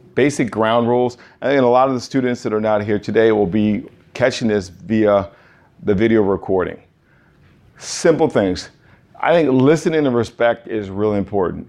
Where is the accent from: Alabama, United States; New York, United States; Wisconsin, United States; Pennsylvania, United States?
New York, United States; I'm a New Yorker.